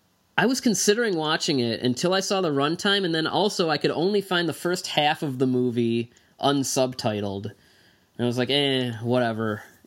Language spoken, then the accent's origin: English; Detroit, Michigan, United States; because I'm from the Detroit area, we actually have a really large, Indian population.